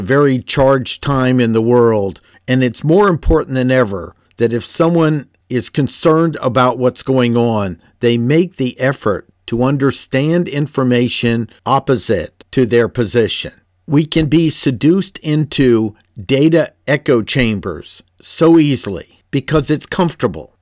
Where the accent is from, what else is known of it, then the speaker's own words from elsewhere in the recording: Washington, District of Columbia, United States; Growing up in Washington, D C